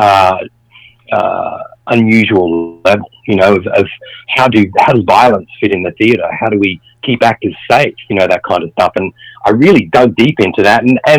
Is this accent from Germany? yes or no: no; just north of Sydney, New South Wales, Australia; I lived in regional Australia, just north of Sydney. I was brought up on a farm.